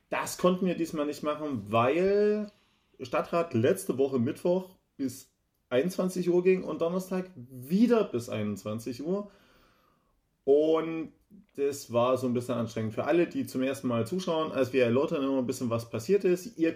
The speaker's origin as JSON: {"language": "German", "region": "East Germany", "country": "Germany", "tie": "born there", "said": "Ehrlich, ich mache mir ein T-Shirt als geborener Ostdeutscher, wo drauf steht, Ostdeutsche mich nicht voll."}